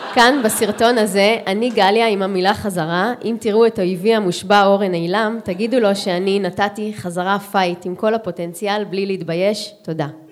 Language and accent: Hebrew; Holon, Tel Aviv District, Israel; לשורשים שלי של שנות התשעים בחולון